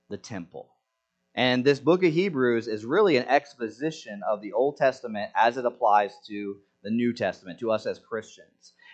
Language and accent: English; Senegal; when I was growing up in Senegal, there was this this feast.